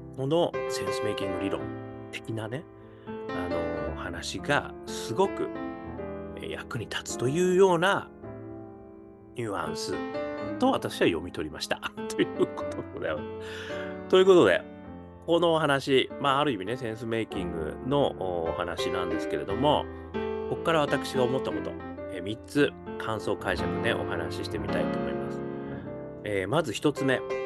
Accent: Hokkaido, Japan; now in Tokyo, Japan; 北海道生まれとしては

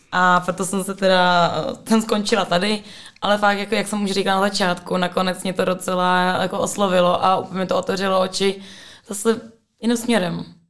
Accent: Prague, Czechia; já jsem z Prahy, ale jsem, eh, no, původně jsem bydlela na hájích

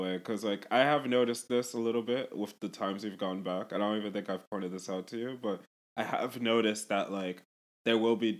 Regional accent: South Africa; I feel really silly saying this, but like, as a South African person

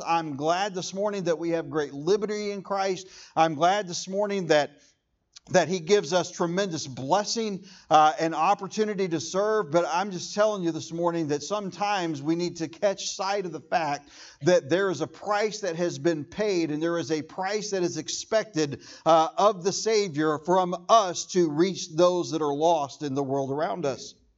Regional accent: United States; I am proud to be an American

